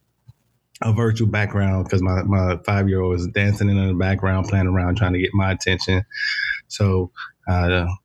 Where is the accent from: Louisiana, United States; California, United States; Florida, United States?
Florida, United States; Miami; moved away; I was born and raised in Miami, Florida